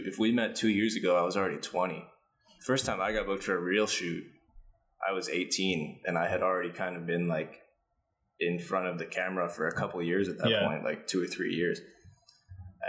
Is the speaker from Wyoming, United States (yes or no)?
no; New Jersey, United States; moved away as an adult; also born or lived in New York; now in Manila, Philippines; this is in Jersey, my hometown